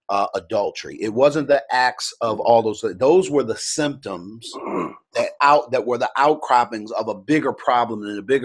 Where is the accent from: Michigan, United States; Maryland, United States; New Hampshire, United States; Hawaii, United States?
Maryland, United States; Baltimore; I grew up in Baltimore.